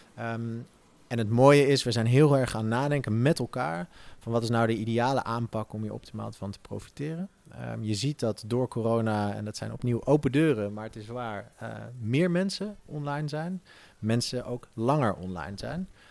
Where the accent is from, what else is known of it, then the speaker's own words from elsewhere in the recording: Netherlands; als Nederlander